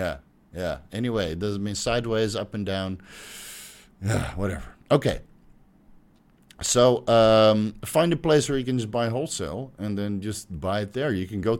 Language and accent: English; Belgium; I'm from Belgium.